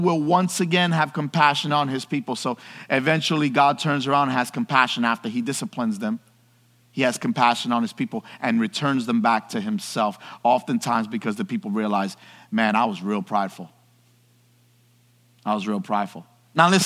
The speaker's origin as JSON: {"language": "English", "town": "New York City", "region": "New York", "country": "United States", "tie": "born or raised there", "said": "I grew up in New York City"}